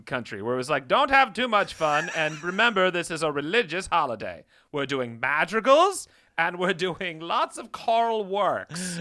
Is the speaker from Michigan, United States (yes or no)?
no; Iowa, United States; I had a very different childhood growing up in the Midwest